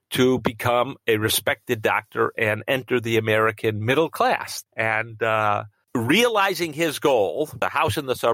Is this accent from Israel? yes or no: yes; Israel; born there; before I was born, my parents moved to Israel. Um, and I was born in Israel soon after they arrived.